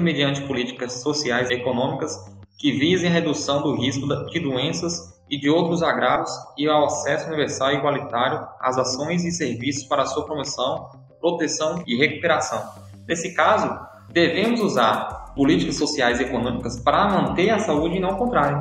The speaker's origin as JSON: {"language": "Portuguese", "town": "Condeúba", "region": "Bahia", "country": "Brazil", "said": "eu sou de uma cidade pequena, de Condeúba"}